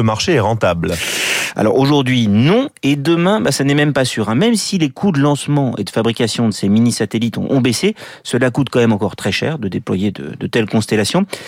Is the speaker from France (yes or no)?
yes; France; en tant que Français et corbien